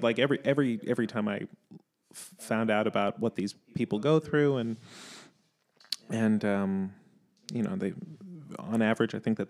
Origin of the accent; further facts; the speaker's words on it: New York City, New York, United States; I grew up in New York. You don't really have a car, so listening to the radio isn't something that really happens.